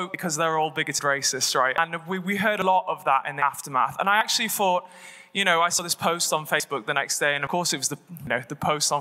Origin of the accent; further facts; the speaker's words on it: Oldham, North West England, United Kingdom; I come from Oldham, which voted 70% to leave